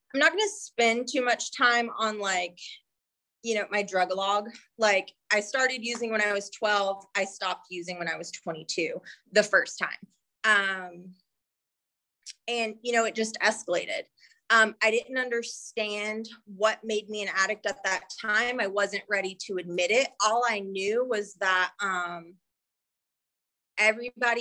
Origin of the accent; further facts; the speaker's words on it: North Carolina, United States; moved away; I'm from North Carolina